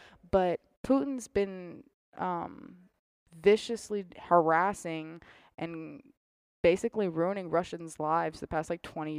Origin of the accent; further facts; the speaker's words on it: United States; Because I'm an American privileged kid.